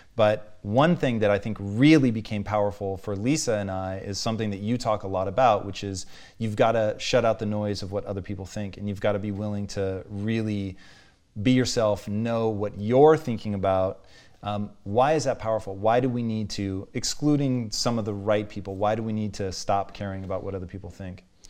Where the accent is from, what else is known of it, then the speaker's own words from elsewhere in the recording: Tacoma, Washington, United States; growing up in Tacoma, dude, it was white people